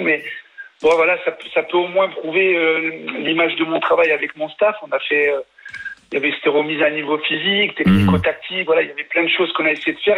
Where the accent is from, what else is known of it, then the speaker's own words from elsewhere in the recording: France; parce que je suis français